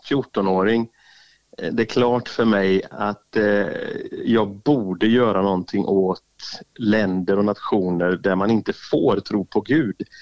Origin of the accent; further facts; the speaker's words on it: northern Albania, Albania; accent: northern Albanian mountain dialect; Jag pratar alltså en dialekt som man pratar uppe i bergen där inte ens folk i huvudstaden har varit där uppe.